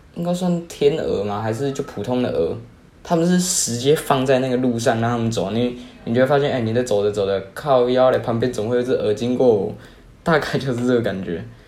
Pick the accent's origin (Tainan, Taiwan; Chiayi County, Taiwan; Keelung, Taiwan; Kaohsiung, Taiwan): Kaohsiung, Taiwan; 我是高雄人啊， 我是读比较好的国中吧